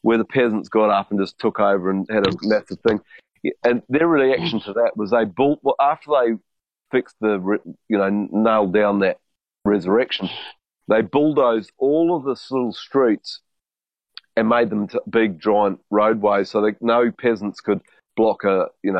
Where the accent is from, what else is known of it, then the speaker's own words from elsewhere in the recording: New Zealand; I'm from New Zealand